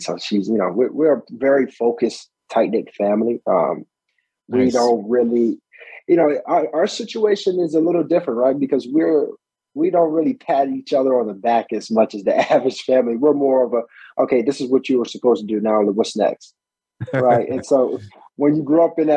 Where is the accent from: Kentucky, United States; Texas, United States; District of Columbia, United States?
District of Columbia, United States; Washington; moved away as an adult; also born or lived in Maryland / Nashua, New Hampshire / Albany, Georgia; now in Africa; I was born in Washington, D.C. I lived in D.C. and, like you said, Maryland throughout my life.